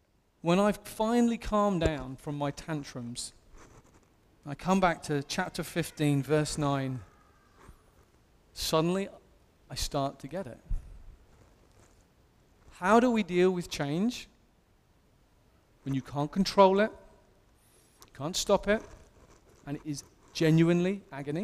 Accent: England, United Kingdom; as an Englishman

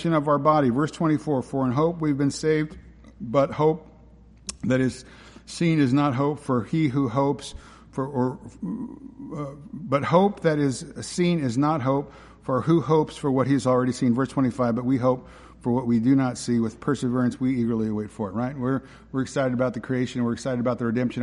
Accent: West Coast, United States; moved away; I grew up on the West Coast

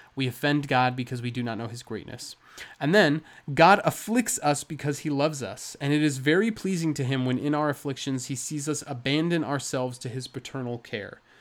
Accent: United States; we're very American

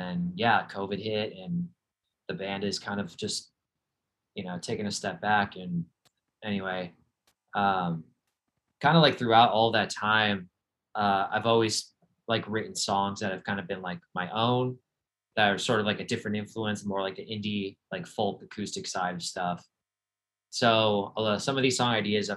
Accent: Cleveland, Ohio, United States; I grew up in Cleveland, Ohio

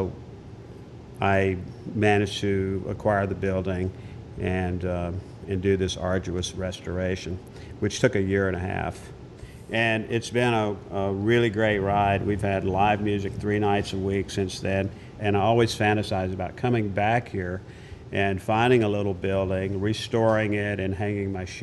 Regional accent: Natchez, Mississippi, United States; moved away; also born or lived in New York / California; This was my home. It's on my birth certificate, Natchez, Mississippi

